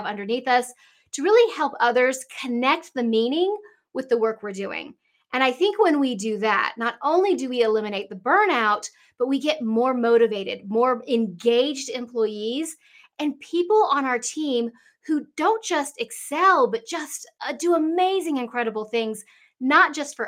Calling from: Asheville, North Carolina, United States; I am here from Asheville, North Carolina. So in the mountains of North Carolina.

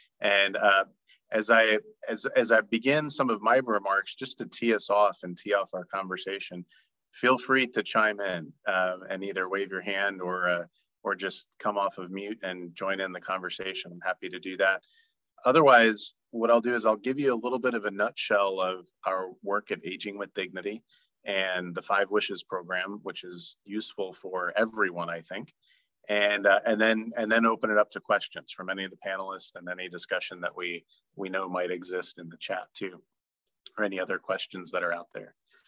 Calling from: Florida, United States; And I'm joining you from North Florida.

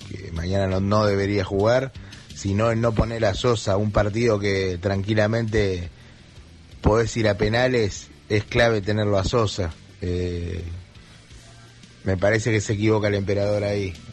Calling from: Buenos Aires, Argentina; de Montecastro, muchachos, gran programa.

